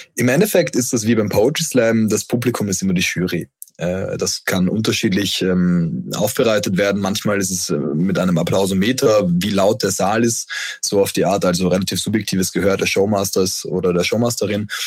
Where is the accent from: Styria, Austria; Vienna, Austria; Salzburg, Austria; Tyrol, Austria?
Vienna, Austria; moved away; also born or lived in Düsseldorf; Ich komme ja ursprünglich aus Wien